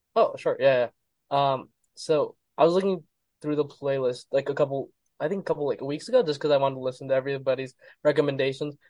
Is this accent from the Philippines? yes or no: no; Gilbert, Arizona, United States; Born and raised here, and I've been here my whole life